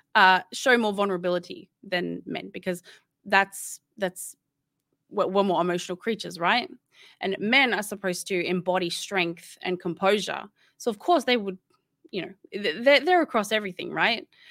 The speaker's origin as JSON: {"language": "English", "town": "Sydney", "region": "New South Wales", "country": "Australia", "moved": "yes", "said": "I'm originally from Sydney, and I don't live in Sydney anymore"}